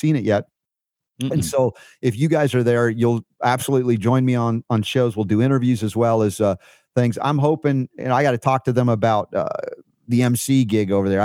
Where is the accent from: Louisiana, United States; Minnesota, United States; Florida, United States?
Florida, United States; Fort Lauderdale; I was a kid growing up in Fort Lauderdale